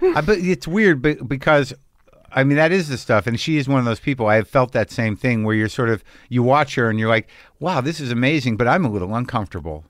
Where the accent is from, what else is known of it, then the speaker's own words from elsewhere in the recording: Albuquerque, New Mexico, United States; I grew up in Albuquerque